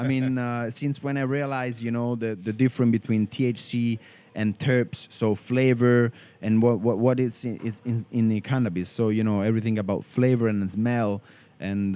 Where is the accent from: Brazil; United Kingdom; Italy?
Italy; Rome area, Lazio; born in Italy, in Rome, and uh, I grew up, um, you know, like um, 40 kilometers outside uh, from the from the city